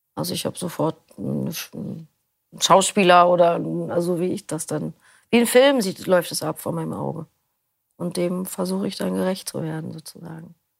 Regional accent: Berlin, Germany; Ich komme aus Berlin. Ähm, bin hier auch geboren

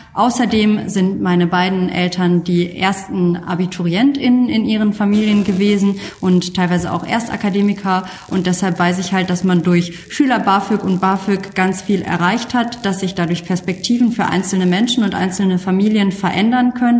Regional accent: Kamp-Lintfort, North Rhine-Westphalia, Germany; moved away as an adult; also born or lived in Xanten; now in Düsseldorf, Germany; die restlichen 18 Jahre bis zu meinem Auszug in Kamp Lindfort, ähm, der Zechen- und Klosterstadt, aufgewachsen.

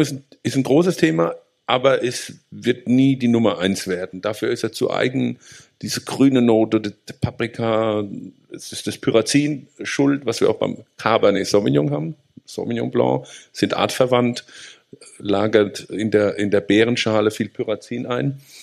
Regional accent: Rhineland-Palatinate, Germany; bei uns in der Pfalz

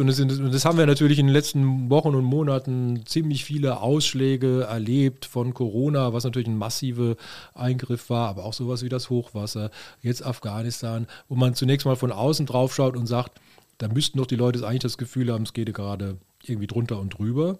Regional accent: Wiesloch, Baden-Württemberg, Germany; also born or lived in Freiburg; gebürtiger Freiburger, aber wir sind dann nach, nach Wiesloch gezogen bei Heidelberg

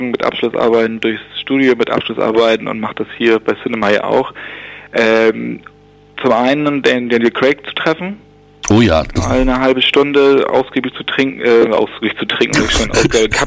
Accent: Bassum, Lower Saxony, Germany; Ich komme aus Niedersachsen, kleiner Ort, der heißt Bassum.

